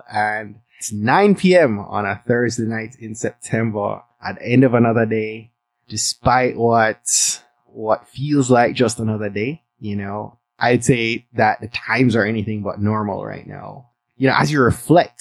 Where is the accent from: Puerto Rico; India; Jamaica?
Jamaica; moved away; my home country of Jamaica